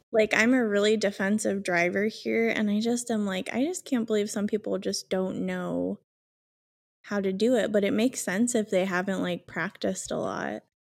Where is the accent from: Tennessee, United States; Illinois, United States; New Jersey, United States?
Illinois, United States; Chicago; I'm from Chicago.